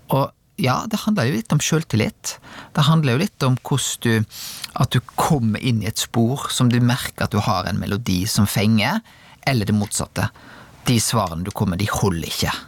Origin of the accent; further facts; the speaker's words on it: Rubbestadneset, Vestland, Norway; jeg vokste opp på Rubbestadneset